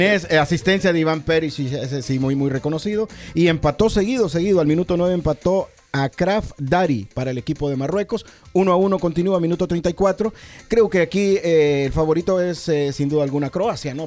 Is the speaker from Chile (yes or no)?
no; Honduras; nosotros los, los centroamericanos, de los hondureños